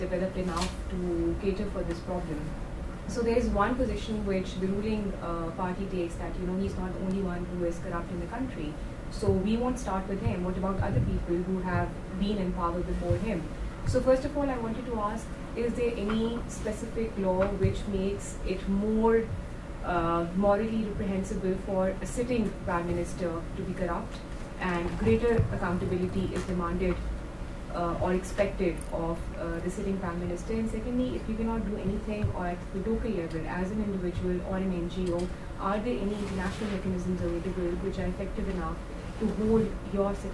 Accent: Pakistan; I'm from Pakistan, and it's a developing country

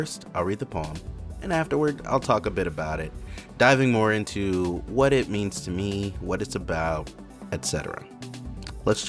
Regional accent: Cleveland Heights, Ohio, United States; also born or lived in Memphis, Tennessee; now in Arizona, United States; I grew up in Cleveland Heights in Ohio. Before that, I lived in Memphis.

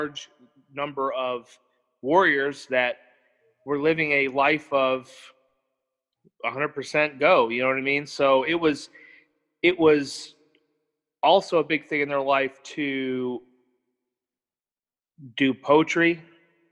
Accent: Michigan, United States; moved away as an adult; I was from Michigan.

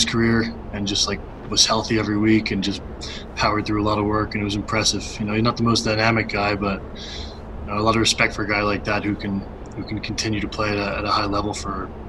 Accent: Scarsdale, New York, United States; Yeah, I am from the Burbs, indeed.

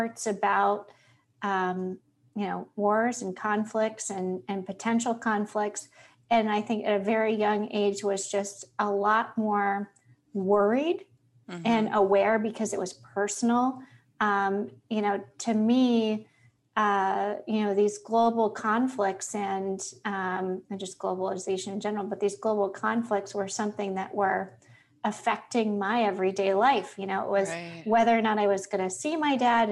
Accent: Cincinnati, Ohio, United States; also born or lived in Virginia Beach, Virginia / Columbus, Ohio / Toledo, Ohio / Ann Arbor, Michigan; Cincinnati, where I grew up in Pleasant Ridge.

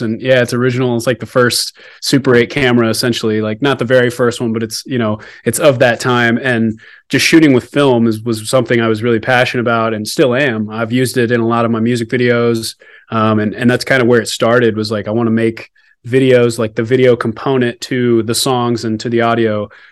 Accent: Alaska, United States; also born or lived in Texas; now in Denver, United States; I was originally from Alaska, born up there

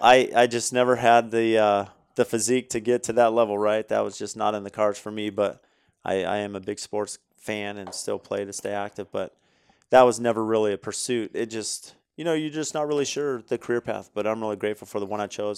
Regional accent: California, United States; growing up in California

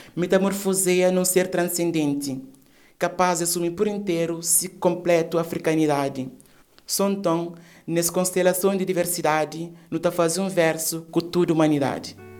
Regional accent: Cape Verde; first language Cape Verdean Creole; Portuguese is a second language; now in Portugal; ao expressarmos a nossa língua materna

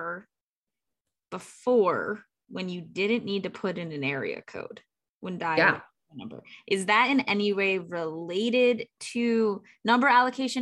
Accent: New York City, New York, United States; also born or lived in California; I lived in California as a child, but I'm actually from New York City

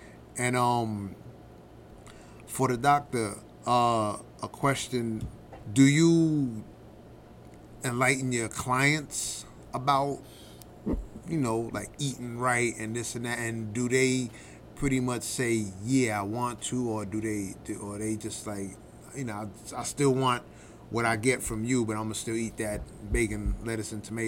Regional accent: Honduras; Yeah, I'm from Honduras.

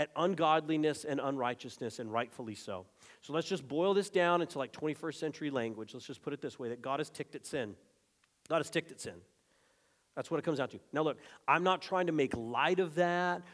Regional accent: Arizona, United States; my home state of Arizona

